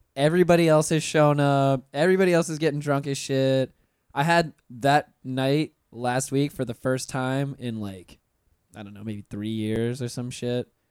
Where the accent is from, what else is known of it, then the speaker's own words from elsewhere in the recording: North Florida, United States; I'm from North Florida originally, and it gets cold there in the winter.